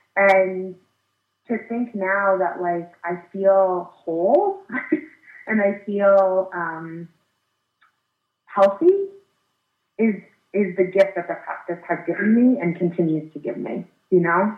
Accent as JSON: {"language": "English", "region": "Connecticut", "country": "United States", "tie": "born or raised there", "also_born_or_lived": "Illinois", "said": "I um, had a really tough transition uh, when we we moved from Illinois to Connecticut in third grade"}